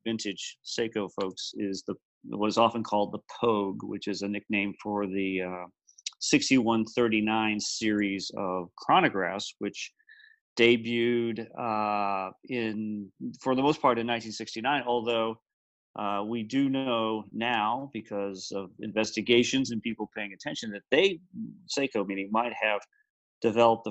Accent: Atlanta, Georgia, United States; I grew up around Atlanta, so we used to do track days at Road Atlanta

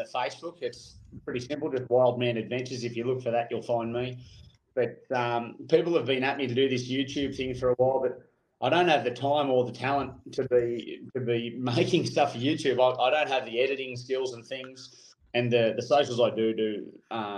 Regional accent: Australia

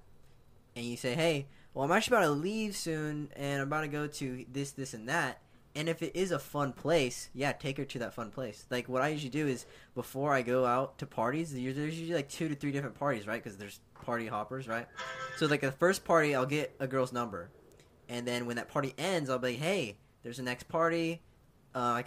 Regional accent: Orange County, California, United States; I'm from OC.

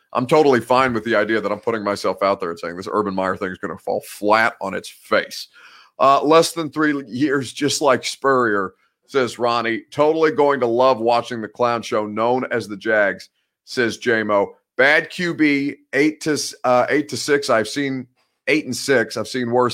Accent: Indiana, United States; I'm from Indiana

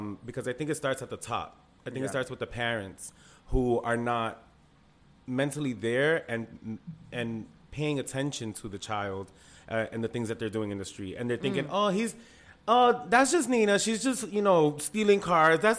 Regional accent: Lawrence, Massachusetts, United States; we're from Lawrence

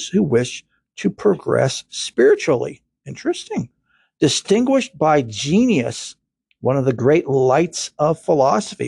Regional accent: Kentucky, United States; I'm from Kentucky

